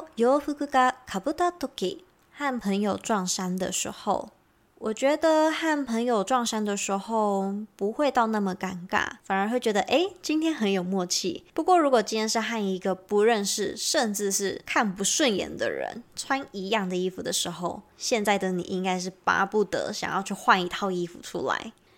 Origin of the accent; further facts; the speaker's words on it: Taiwan; 光我们台语其实就分北中南三个地方的那个台语都不太一样了